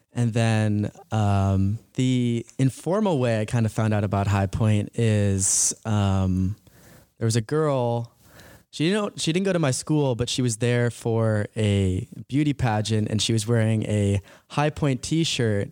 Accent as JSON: {"language": "English", "town": "Medfield", "region": "Massachusetts", "country": "United States", "tie": "born or raised there", "also_born_or_lived": "High Point, North Carolina", "moved": "as an adult", "said": "I'm from Medfield, Massachusetts. It's about twenty-five minutes outside the city. I love growing up there"}